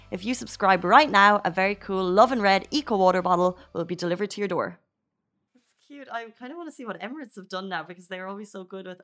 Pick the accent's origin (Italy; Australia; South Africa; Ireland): Ireland; now in Dubai, United Arab Emirates; where I grew up in Ireland